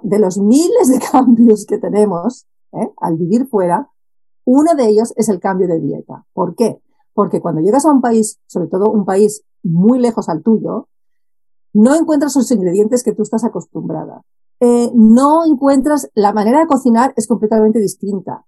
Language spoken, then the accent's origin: Spanish; Barcelona, Catalonia, Spain; moved away as an adult; also born or lived in Netherlands / Japan; fuera de donde nací, porque yo soy originalmente soy de Barcelona